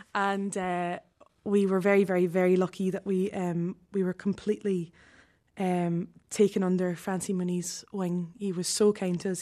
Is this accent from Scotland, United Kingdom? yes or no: yes; Glasgow, Scotland, United Kingdom; moved away; I was born and brought up in Glasgow.